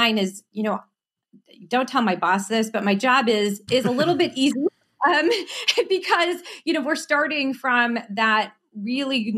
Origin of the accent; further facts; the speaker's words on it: Southeast Michigan, United States; I grew up in Southeast Michigan, so I bleed the auto industry